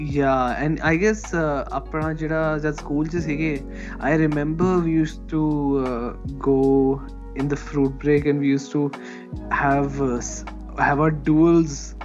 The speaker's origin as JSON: {"language": "Punjabi", "area": "Malwa", "region": "Punjab", "country": "India", "accent": "Malwai", "said": "ਮੇਰੀ ਬੋਲੀ ਜਿਹੜੀ that's you know totally Malwai"}